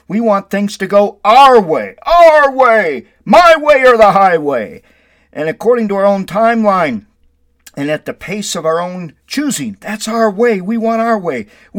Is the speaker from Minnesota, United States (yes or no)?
yes; Windom, Minnesota, United States; It helps me to keep going in my life to remember all the blessings I received growing up in Windom.